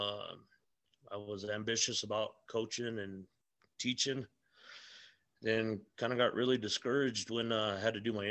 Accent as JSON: {"language": "English", "town": "Albuquerque", "region": "New Mexico", "country": "United States", "tie": "born or raised there", "said": "Born and raised here in New Mexico, right here in Albuquerque. I grew up in the South Valley of Albuquerque"}